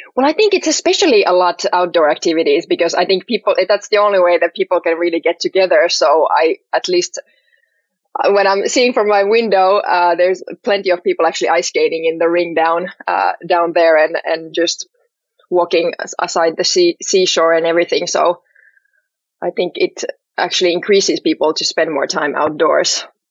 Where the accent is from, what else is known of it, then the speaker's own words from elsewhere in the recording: Helsinki, Uusimaa, Finland; I'm from Helsinki, uh, born and raised here